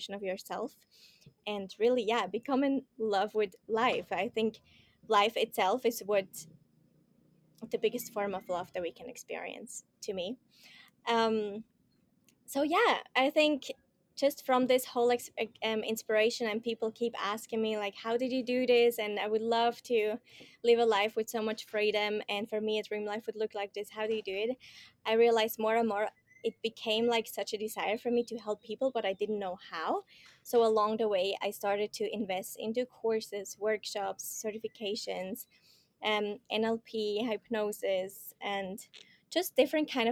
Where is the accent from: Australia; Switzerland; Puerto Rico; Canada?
Switzerland; moved away as an adult; I'm from Switzerland, more from the mountain kind of side in this world